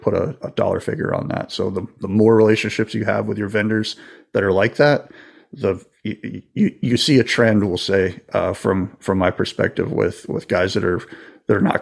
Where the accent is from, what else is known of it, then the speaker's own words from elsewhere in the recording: Florida, United States; I grew up in Florida, so I've been on a boat or two